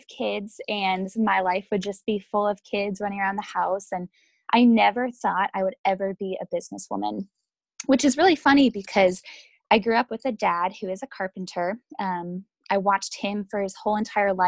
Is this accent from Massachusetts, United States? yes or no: yes; just south of Boston, Massachusetts, United States; now in Louisville, United States; I was born and raised just south of Boston, Massachusetts